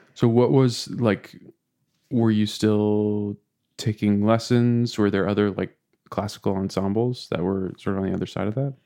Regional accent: outside of Boston, Massachusetts, United States; now in Maine, United States; growing up outside of Boston

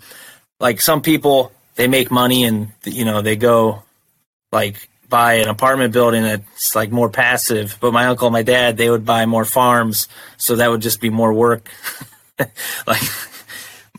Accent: Toledo area, Northwest Ohio, United States; grew up in Northwest Ohio

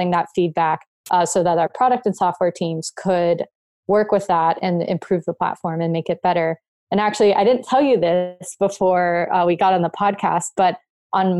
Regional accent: South Florida, United States; I grew up in South Florida.

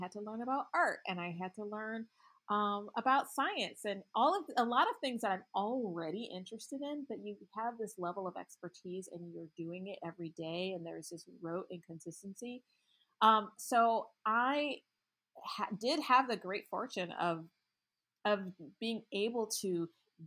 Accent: Michigan, United States; I grew up in Michigan around a lot of Middle Eastern people

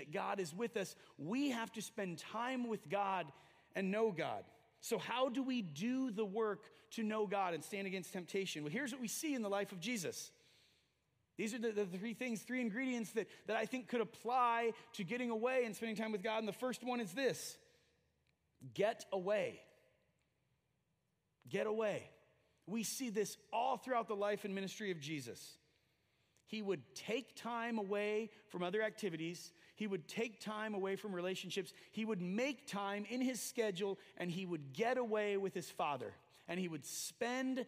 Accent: United States; we as American evangelicals and Christians and Christ followers

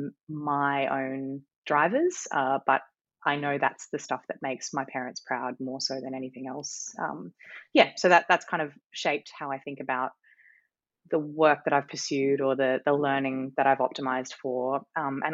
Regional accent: Brisbane, Queensland, Australia; also born or lived in Cairns, Queensland / Sydney; now in Noosa, Australia; I grew up at the time you know, in Brisbane, what would have been considered, I guess, the outer suburbs of Brisbane

